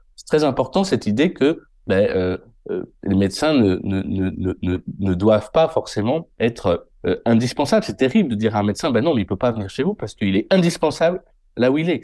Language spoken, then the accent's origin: French; Limoges, Nouvelle-Aquitaine, France; also born or lived in Paris; Je suis né à Limoges